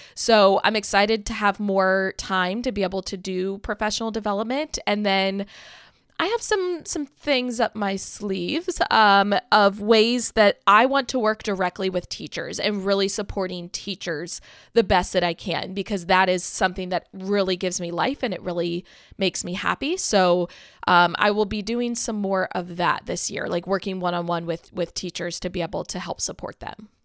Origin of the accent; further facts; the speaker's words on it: Maryland, United States; Billy and I both have only ever lived in Maryland. We were born and raised in Maryland